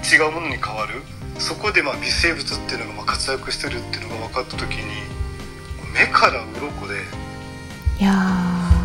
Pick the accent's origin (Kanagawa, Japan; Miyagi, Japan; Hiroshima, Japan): Hiroshima, Japan; 僕広島県なんですけど